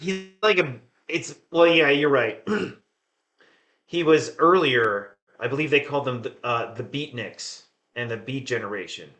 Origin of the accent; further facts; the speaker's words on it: Sussex County, New Jersey, United States; moved away; I grew up in Sussex County, New Jersey